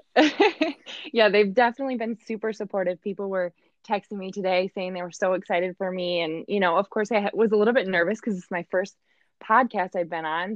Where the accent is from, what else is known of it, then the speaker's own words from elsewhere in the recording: Michigan, United States; moved away as an adult; also born or lived in Kentucky; now in Indianapolis, United States; originally I'm from Michigan, so I really just am your textbook Midwest girl, um, born and raised here